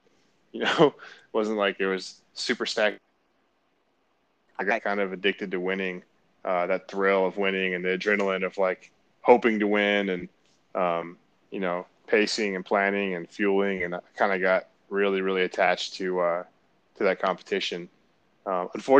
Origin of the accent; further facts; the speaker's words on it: Marietta, Georgia, United States; I grew up in Marietta, Georgia, and we had good mountain bike trails right outside of my neighborhood where I grew up